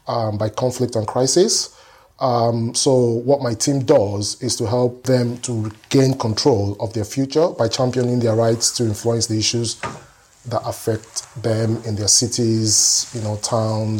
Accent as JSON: {"language": "English", "country": "Nigeria", "tie": "born or raised there", "also_born_or_lived": "Kaduna, Nigeria", "moved": "as an adult", "lives_now": "London, United Kingdom", "said": "I moved here when I was 28 years old, so my formative years, you know, was in Nigeria."}